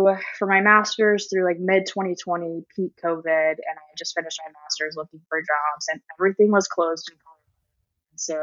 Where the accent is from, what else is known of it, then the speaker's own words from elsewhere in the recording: Dallas area, Texas, United States; also born or lived in Colorado; now in San Antonio, United States; I grew up in the Dallas area, about 30, 45 minutes east of Dallas